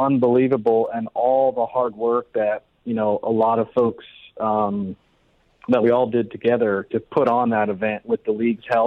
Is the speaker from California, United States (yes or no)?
no; Atlanta, Georgia, United States; also born or lived in New Jersey; now in Seattle, United States; I grew up in Atlanta. I was born in New Jersey, but I grew up in Atlanta.